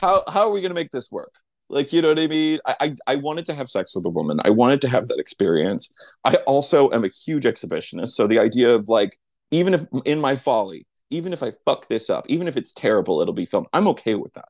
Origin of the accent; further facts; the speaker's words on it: New Mexico, United States; I grew up in New Mexico